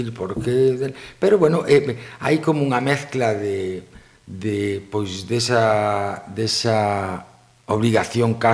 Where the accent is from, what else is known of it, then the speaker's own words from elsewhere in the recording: O Grove, Galicia, Spain; also born or lived in Switzerland; son do Grove e, e o que me dá o meu povo non me dá ningún outro lugar